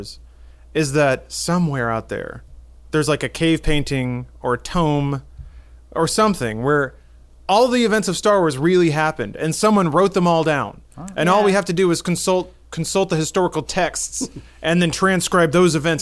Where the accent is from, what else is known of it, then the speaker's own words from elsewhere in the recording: small town Texas, United States; moved away; I went to my hometown over the weekend